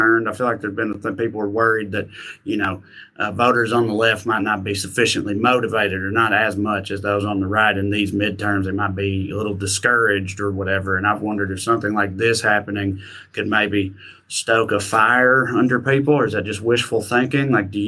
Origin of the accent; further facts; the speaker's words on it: Tennessee, United States; in my home state of Tennessee there